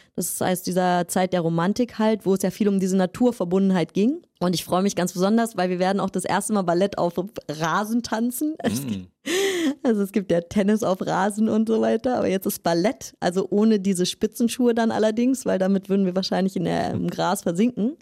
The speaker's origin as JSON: {"language": "German", "region": "Berlin", "country": "Germany", "tie": "born or raised there", "also_born_or_lived": "Riga, Latvia / France", "moved": "yes", "said": "ich komme aus Berlin, und äh, ich habe eine Tanzausbildung in Berlin angefangen"}